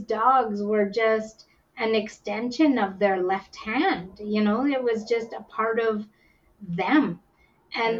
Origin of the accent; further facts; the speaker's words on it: Whitehorse, Yukon, Canada; also born or lived in India; I was born in India and adopted to Canada by uh, a Canadian couple, and I was number five out of the six children to be adopted into our family. And uh, we, I was raised up in the Yukon, up in Whitehorse.